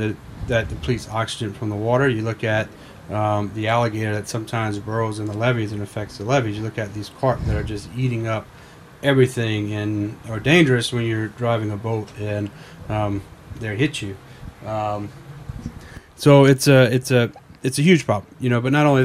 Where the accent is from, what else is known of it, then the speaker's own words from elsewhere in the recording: Louisiana, United States; You know, growing up, you know, in South Louisiana, everybody eats.